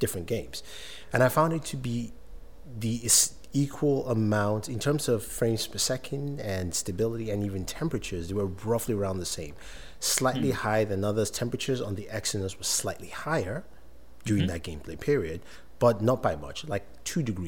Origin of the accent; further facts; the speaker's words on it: Nigeria; As a Nigerian